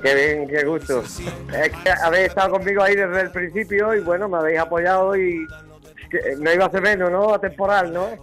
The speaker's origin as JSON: {"language": "Spanish", "town": "Cádiz", "region": "Andalusia", "country": "Spain", "tie": "born or raised there", "said": "el primer don que tengo es haber nacido en el barrio de Santa María. El segundo es ser de Cádiz. El tercero es el andaluz"}